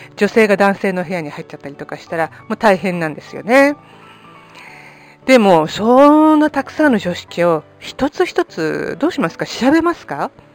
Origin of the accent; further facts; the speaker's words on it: Greater Tokyo Area, Japan; moved away as an adult; now in Spain; 私の実家はまあ典型的な中流家庭が住むね首都圏のあの高層マンション